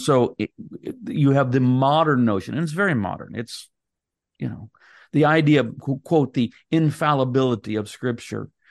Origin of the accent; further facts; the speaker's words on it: United States; I'm an American